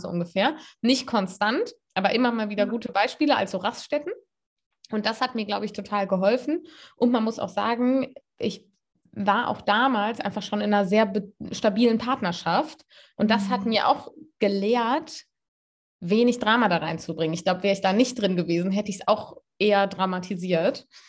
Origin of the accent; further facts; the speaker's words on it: Cologne, North Rhine-Westphalia, Germany; moved away as an adult; Ich bin aus Köln weggegangen, habe studiert